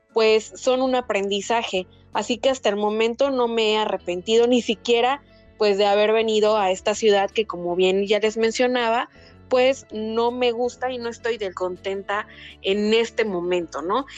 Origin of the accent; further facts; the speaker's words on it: Poza Rica, Veracruz, Mexico; moved away as an adult; also born or lived in Mexico City; now in Chetumal, Mexico; mis papás viven en Poza Rica, Veracruz, que es de donde soy originaria